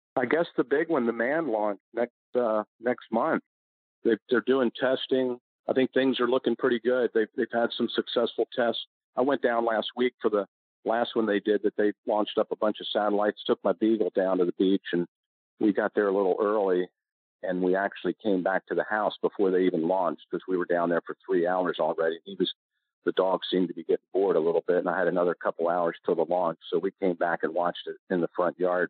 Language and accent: English; Maryland, United States; I was from Maryland